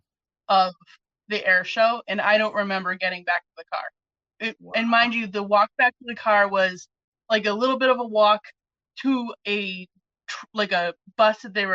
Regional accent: New England, United States; I'm a New England girl, born, raised, never lived anywhere hotter than this

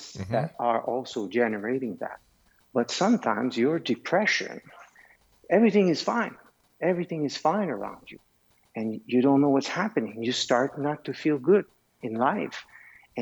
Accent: Canada; also born or lived in Switzerland; I am Canadian, but I am also Swiss.

